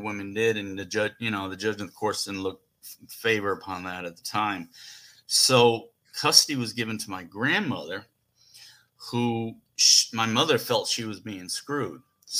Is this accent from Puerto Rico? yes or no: yes; Puerto Rico; also born or lived in New York City; So they moved to Puerto Rico. And that's where I lived till they got divorced. I think I was like 4 or 5.